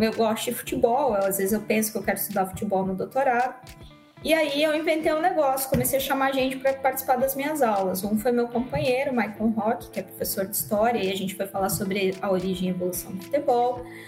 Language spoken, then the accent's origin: Portuguese; Rio Grande do Sul, Brazil; also born or lived in Rondônia; now in Cacoal, Brazil; eu sou do Rio Grande do Sul